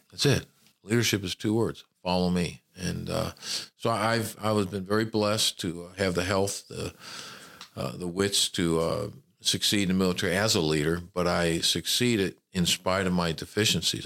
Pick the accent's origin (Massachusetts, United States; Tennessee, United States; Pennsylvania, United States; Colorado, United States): Tennessee, United States; Memphis; moved away as an adult; also born or lived in California / Hattiesburg, Mississippi; I was born in California. My father was a traveling salesman, but I grew up in Memphis, Tennessee